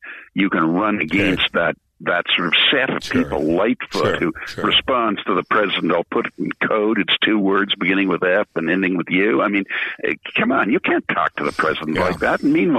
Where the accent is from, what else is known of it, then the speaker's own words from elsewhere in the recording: United Kingdom; I'm British citizen and a member of the British Parliament